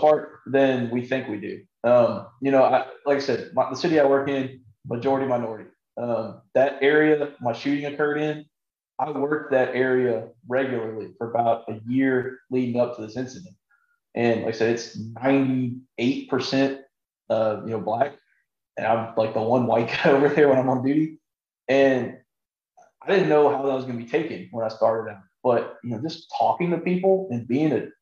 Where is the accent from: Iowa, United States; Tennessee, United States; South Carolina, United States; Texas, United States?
Texas, United States; South; I'm from South Texas